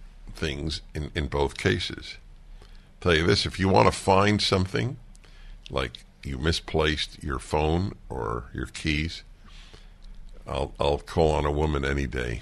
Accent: New York, United States; I grew up in New York, and I grew up listening to two classical music stations, WQXR and WNCN.

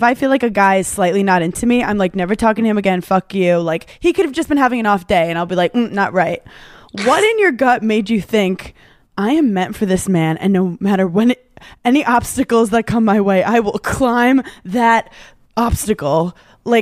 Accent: New York, United States; I'm a New Yorker

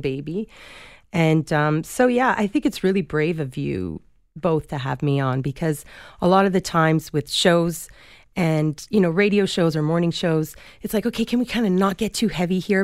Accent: Toronto, Ontario, Canada; Toronto's my hometown

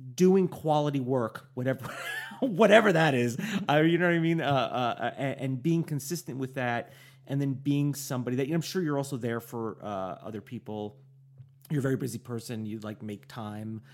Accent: New York, United States; I'm from New York

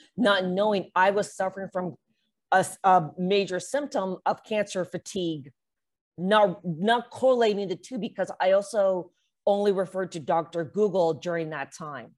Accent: Canada; I'm Canadian

